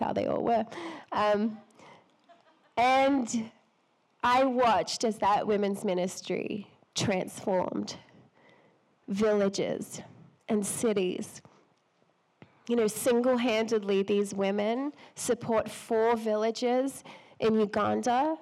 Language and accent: English; Australia; I'm Australian